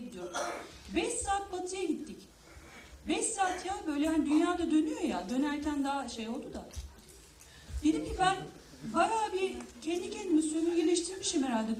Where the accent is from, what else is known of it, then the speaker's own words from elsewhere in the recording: Turkey; Ben hani Türk'üm ya daha batılıyım